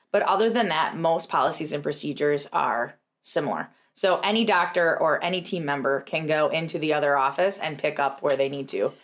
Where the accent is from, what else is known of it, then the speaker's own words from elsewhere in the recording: Tomahawk, Wisconsin, United States; we had an amazing practice in Tomahawk, which was our first location, is my hometown.